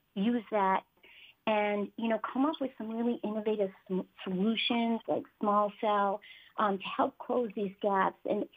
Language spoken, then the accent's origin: English; Saranac Lake, New York, United States; moved away as an adult; I grew up in Saranac Lake, born and raised there